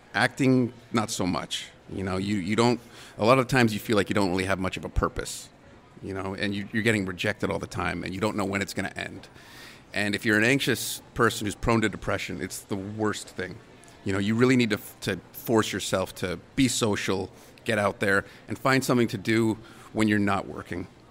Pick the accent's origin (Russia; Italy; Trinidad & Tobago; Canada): Canada; being a Canadian actor